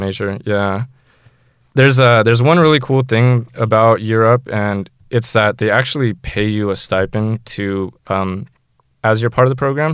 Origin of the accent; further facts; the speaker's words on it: San Jose, California, United States; I'm from San Jose